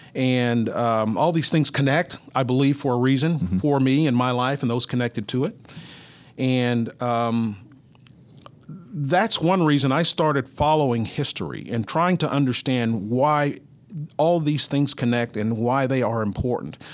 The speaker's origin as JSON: {"language": "English", "town": "Mineral Wells", "region": "Texas", "country": "United States", "tie": "born or raised there", "moved": "as an adult", "lives_now": "Kansas City, United States", "said": "I grew up in Mineral Wells, Texas, which is about 90 minutes from the, I'm in north central Texas"}